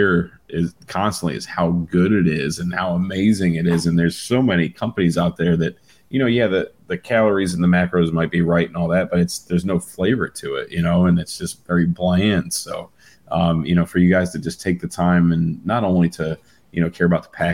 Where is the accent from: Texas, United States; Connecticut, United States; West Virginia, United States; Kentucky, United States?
West Virginia, United States; moved away as an adult; now in Florida, United States; I'm also from West Virginia